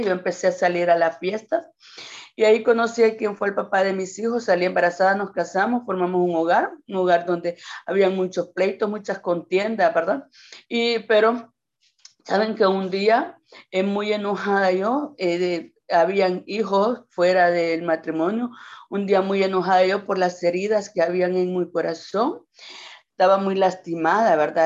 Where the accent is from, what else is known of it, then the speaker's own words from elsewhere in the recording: Quimistán, Santa Bárbara, Honduras; no soy nativa de Quimistán, no soy nacida en Quimistán, pero mis padres me trajeron de tres años acá a este pueblo. Me encanta, me siento quimisteca